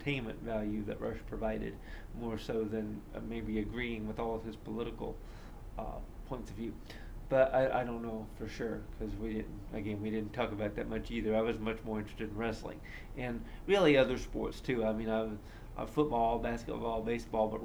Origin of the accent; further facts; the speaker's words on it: Columbus, Indiana, United States; I grew up in Columbus, Indiana, which is, not too far from Indianapolis